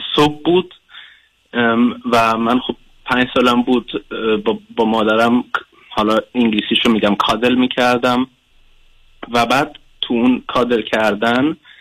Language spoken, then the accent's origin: Persian; Germany; فارسیم صد درصد نیست من آلمان به دنیا اومدم